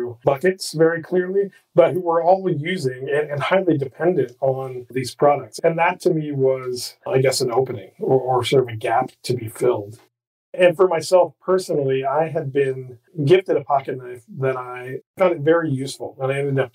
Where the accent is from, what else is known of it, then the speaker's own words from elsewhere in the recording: Midwest, United States; I grew up in the Midwest